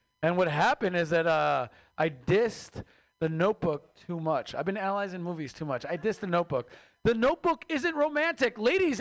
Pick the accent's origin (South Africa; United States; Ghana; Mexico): Mexico; moved away; I am Mexican from Mexico